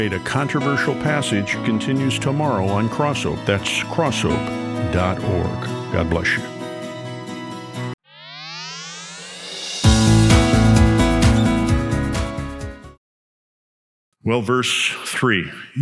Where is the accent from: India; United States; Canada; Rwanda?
United States; Chicago, Illinois; I grew up in the Chicago area, in a rough part of the Chicago area